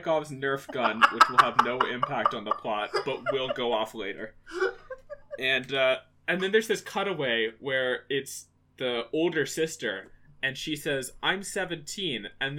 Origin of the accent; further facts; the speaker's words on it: United States; as an American